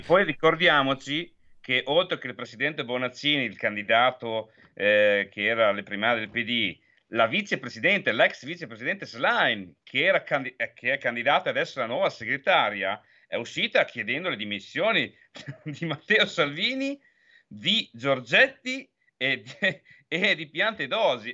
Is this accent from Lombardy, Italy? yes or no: no; Emilia-Romagna, Italy; parlo da romagnola